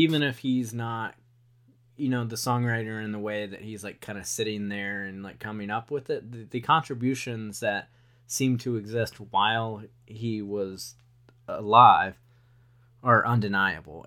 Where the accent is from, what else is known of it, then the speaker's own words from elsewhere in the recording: Wilmington, North Carolina, United States; a kid growing up in Wilmington, Nor-, North Carolina